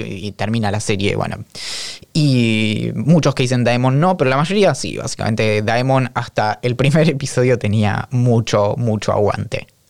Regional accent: Bariloche, Río Negro, Argentina; yo soy nacido y criado en Bariloche

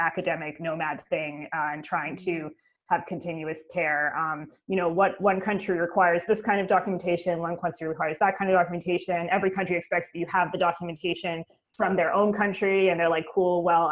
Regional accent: Canada; now in Oxford, United Kingdom; I'm actually Canadian.

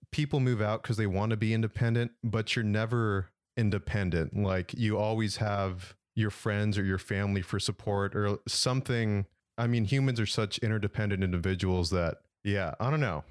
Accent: San Jose, California, United States; I'm from San Jose

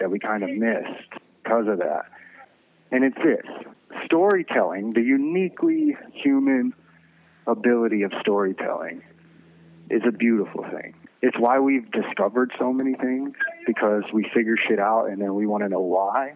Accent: the South, United States; I'm an American, but I grew up in the South

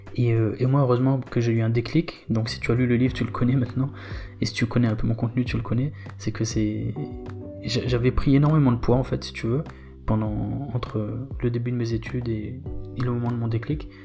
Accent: Réunion; moved away as an adult; also born or lived in Bitche, Moselle, France; J'ai grandi sur l'île de la Réunion

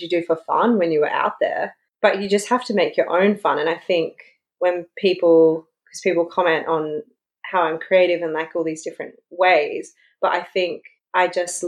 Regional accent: Roma, Queensland, Australia; also born or lived in Charleville, Queensland; I grew up in Roma

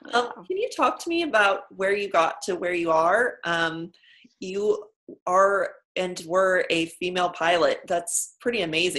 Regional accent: San Diego, California, United States; now in New York, United States; I'm from San Diego originally.

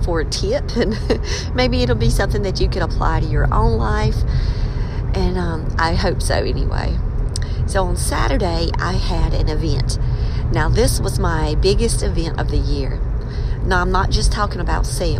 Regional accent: Scotland County area, North Carolina, United States; I'm from Scotland County area. Robeson County and Scotland County border each other.

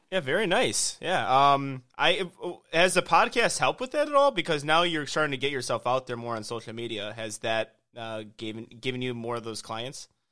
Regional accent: Illinois, United States; now in Houston, United States; I'm from Illinois.

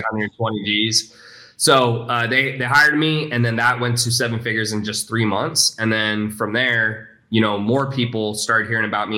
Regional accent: Houston, Texas, United States; also born or lived in Salt Lake City, Utah; And then we moved to Houston

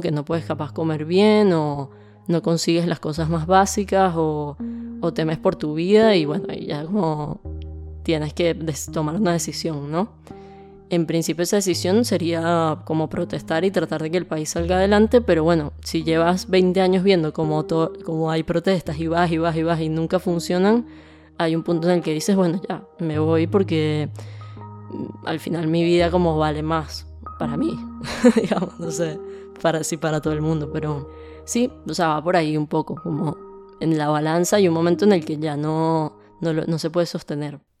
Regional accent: Caracas, Capital District, Venezuela; moved away as an adult; now in Argentina; vengo de Venezuela, nací en Venezuela y pasé toda mi vida ahí. En Venezuela vivía en Caracas, que es la capital

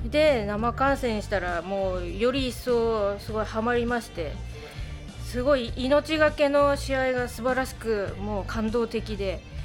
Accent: Tomakomai, Hokkaido, Japan; 苫小牧生まれ苫小牧育ち

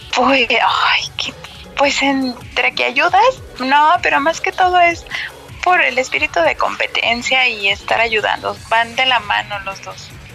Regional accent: Guadalajara, Jalisco, Mexico; yo soy de Guadalajara

